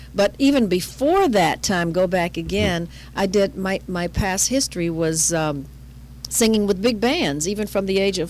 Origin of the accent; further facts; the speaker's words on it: Detroit, Michigan, United States; I was born and raised in Detroit.